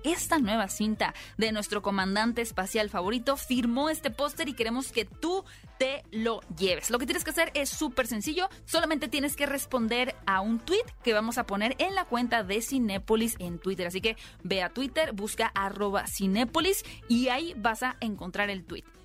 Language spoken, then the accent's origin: Spanish; Hermosillo, Sonora, Mexico; soy de Hermosillo